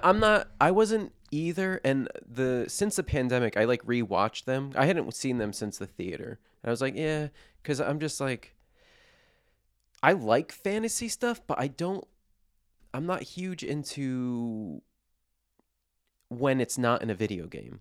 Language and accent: English; New Jersey, United States; I'm from New Jersey